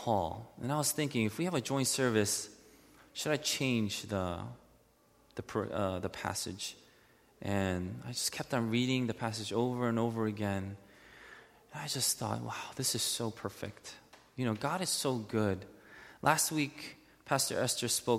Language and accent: English; United States; as an American citizen